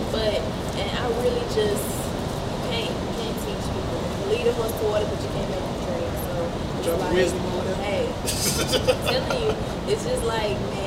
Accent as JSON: {"language": "English", "country": "United States", "said": "I'm African American."}